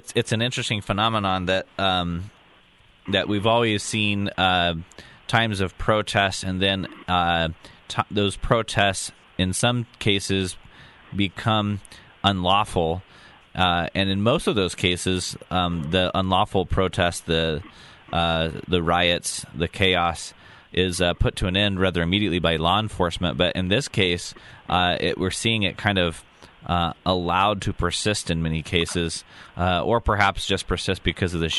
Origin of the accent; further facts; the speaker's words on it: Oregon, United States; In my home state of Oregon